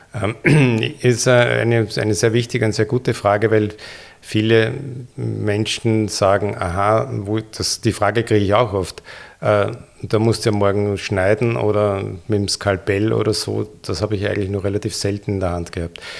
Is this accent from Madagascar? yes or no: no; Linz, Upper Austria, Austria; moved away as an adult; also born or lived in Vienna, Austria / Ulm, Germany; Ich war der, im Gymnasium in Linz in der Fadingerstraße und ging danach in Wien an die Universität